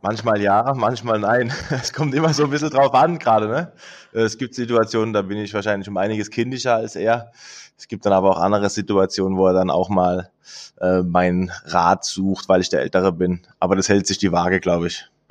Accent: Mannheim, Baden-Württemberg, Germany; moved away; also born or lived in Berlin; wir als Kinder in Mannheim

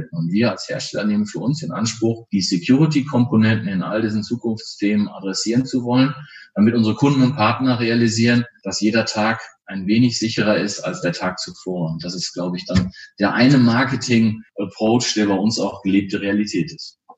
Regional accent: Soest, North Rhine-Westphalia, Germany; born there; Als gebürtiger Westfaler und Soester sage ich ganz offen, ich freue mich, wenn ich wieder in die Heimat kommen darf

